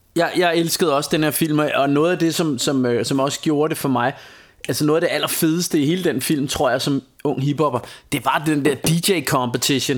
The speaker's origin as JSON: {"language": "Danish", "country": "Denmark", "said": "jeg er fra Danmark"}